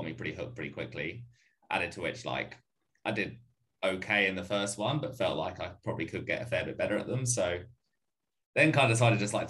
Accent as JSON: {"language": "English", "area": "Essex", "region": "East of England", "country": "United Kingdom", "tie": "born or raised there", "also_born_or_lived": "London", "moved": "as an adult", "lives_now": "Sydney, Australia", "said": "Essex boy, born and bred, and then moved over here about 4.5 years ago"}